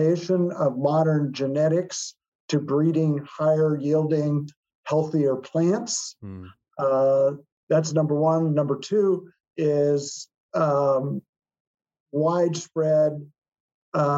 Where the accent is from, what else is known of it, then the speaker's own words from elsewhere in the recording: Iowa, United States; from my home state of Iowa